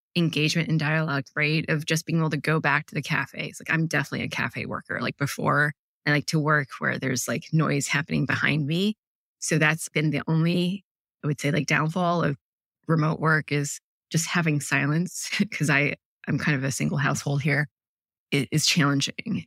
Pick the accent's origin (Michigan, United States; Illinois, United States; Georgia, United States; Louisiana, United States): Michigan, United States; Ann Arbor; I grew up in Ann Arbor, Michigan